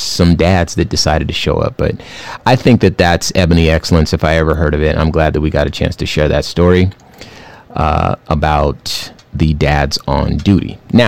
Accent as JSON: {"language": "English", "town": "Los Angeles", "region": "California", "country": "United States", "tie": "born or raised there", "said": "I'm from Los Angeles, and those were the sorts of people I would interact with, Chinese and Korean folks. When I was growing up, everybody, there's all types of Asian folks in California, but those are the folks I remember."}